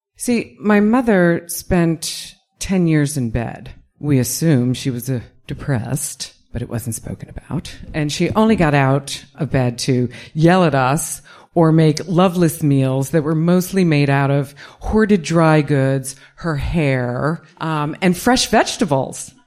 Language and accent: English; New York, United States; when I was a kid growing up in New York